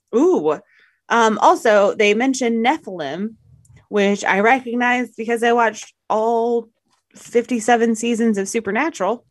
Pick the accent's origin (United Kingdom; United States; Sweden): United States; the South; I am from the South